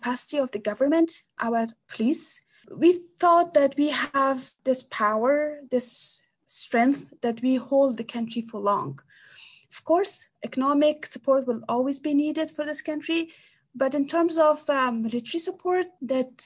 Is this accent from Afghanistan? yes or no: yes; Kabul, Afghanistan; I'm from Afghanistan. I'm Afghan, so it doesn't matter which part. But I lived my whole life, most part of my life, in Kabul, the capital.